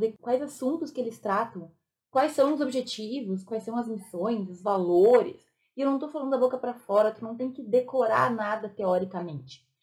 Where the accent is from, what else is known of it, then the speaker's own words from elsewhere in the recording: Rio Grande do Sul, Brazil; Eu sou gaúcha